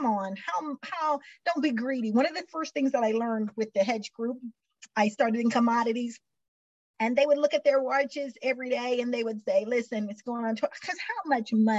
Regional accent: Missouri, United States; I'm from Missouri, grew up in Missouri, where talk is cheap

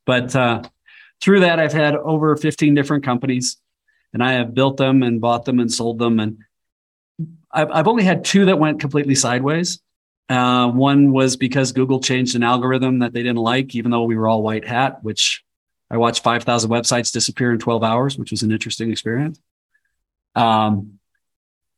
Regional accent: Nebraska, United States; also born or lived in Colorado; I was born and raised in Nebraska, and we live half-time in Nebraska now and half-time in the high country of Colorado

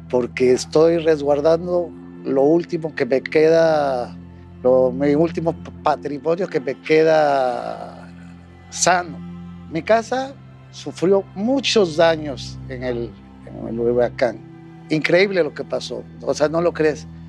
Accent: Acapulco, Guerrero, Mexico; Yo soy de Acapulco

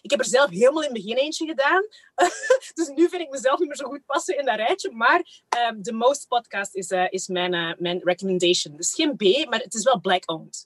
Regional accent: Kempen, Flanders, Belgium; also born or lived in Rwanda; Ik ben daar echt zo op het platteland in een all-white environment opgegroeid samen met mijn zusje

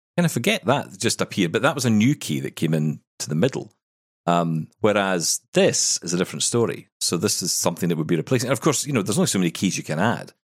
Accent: Scotland, United Kingdom; I'm the Scottish one

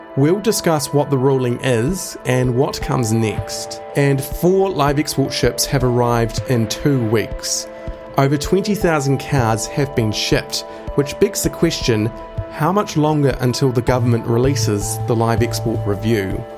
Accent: Timaru, Canterbury, New Zealand; I grew up in Timaru

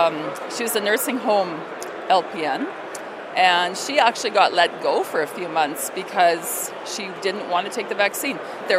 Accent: St. Albert, Alberta, Canada; I'm from St. Albert Edmonton EDA.

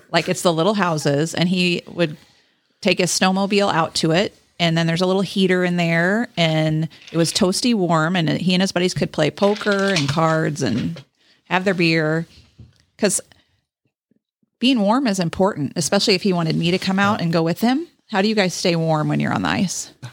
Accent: Texas, United States; moved away; I grew up in Texas and married a Wisconsin boy

